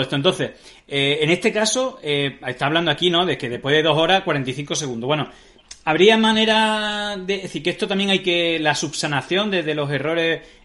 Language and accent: Spanish; Extremadura, Spain; en Extremadura somos un poco burros.